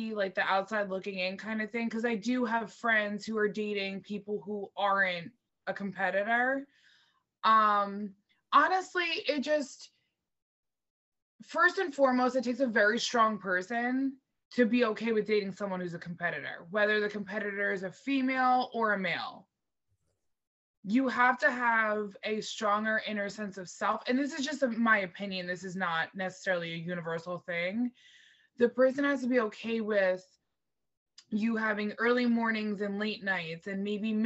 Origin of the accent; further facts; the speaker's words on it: New Jersey, United States; it's my home state. It's in Jersey